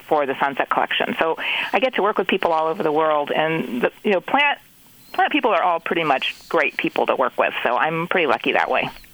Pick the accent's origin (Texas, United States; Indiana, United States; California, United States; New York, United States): California, United States; growing up in California